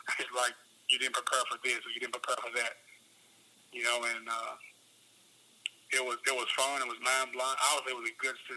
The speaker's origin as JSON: {"language": "English", "town": "Memphis", "region": "Tennessee", "country": "United States", "tie": "born or raised there", "also_born_or_lived": "Chattanooga", "said": "I want to go back to my hometown and kind of be an impact in my hometown."}